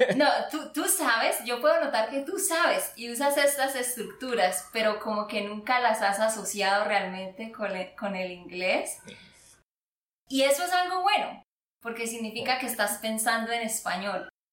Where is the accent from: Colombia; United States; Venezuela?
Colombia; Santander; de Santander, Colombia